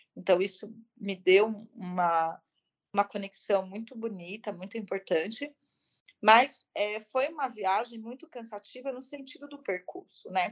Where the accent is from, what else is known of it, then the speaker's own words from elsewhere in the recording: Brazil; also born or lived in São Paulo; eu como brasileira também